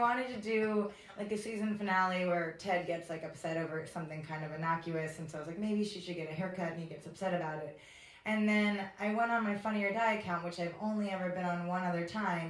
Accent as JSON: {"language": "English", "area": "near Philadelphia", "region": "New Jersey", "country": "United States", "said": "I'm from New Jersey."}